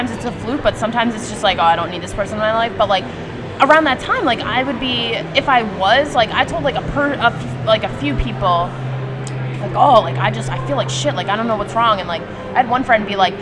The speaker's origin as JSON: {"language": "English", "town": "New York City", "region": "New York", "country": "United States", "tie": "born or raised there", "said": "I grew up in Manhattan."}